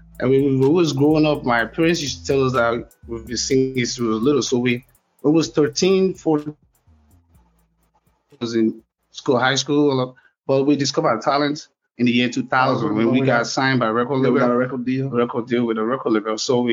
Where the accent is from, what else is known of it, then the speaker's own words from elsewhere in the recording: Lagos, Nigeria; now in United States; And then we're from Lagos, Nigeria.